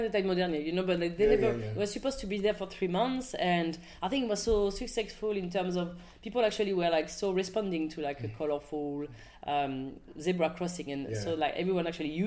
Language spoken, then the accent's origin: English; France; English is a second language; moved away as an adult; now in London, United Kingdom